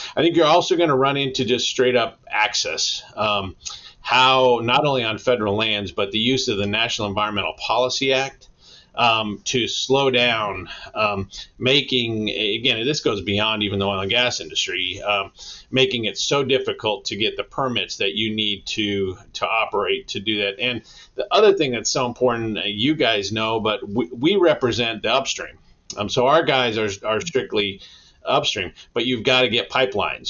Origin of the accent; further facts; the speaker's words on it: Denver, Colorado, United States; moved away; I'm actually from Denver originally.